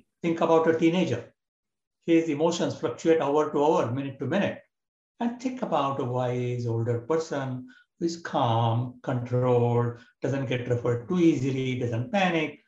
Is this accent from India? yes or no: yes; India; moved away as an adult; now in United States; I was born and brought up in India